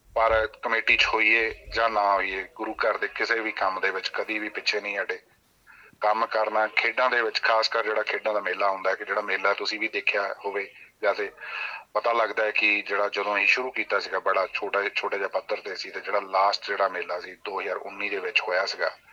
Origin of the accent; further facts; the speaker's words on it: Nangal Shama, Punjab, India; moved away as an adult; now in Griffith, Australia; ਮੇਰਾ ਪਿੰਡ ਨੰਗਲ ਸ਼ਾਮਾ ਜੀ ਜ਼ਿਲ੍ਹਾ ਜਲੰਧਰ ਪੰਜਾਬ ਤੋਂ ਬਿਲੋਂਗ ਕਰਦੇ ਆ ਜੀ